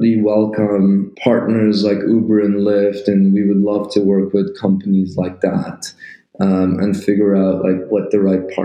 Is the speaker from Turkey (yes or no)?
yes; Turkey; moved away as an adult; I'm coming from Turkey